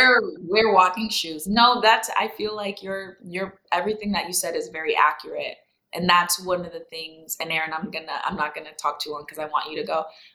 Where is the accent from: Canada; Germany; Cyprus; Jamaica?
Jamaica; now in Miami, United States; If there's one thing I love about Miami, it's, and especially as a Jamaican, being able to get authentic food, coffee.